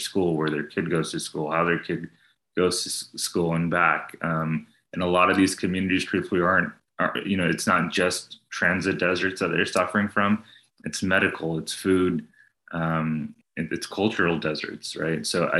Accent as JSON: {"language": "English", "region": "New Jersey", "country": "United States", "tie": "born there", "also_born_or_lived": "New York / Texas", "lives_now": "Austin, United States", "said": "I'm the kid of immigrants. I was born in New Jersey. I lived in New York, but then I've been in Texas for the past 20 years, Austin for the past 13."}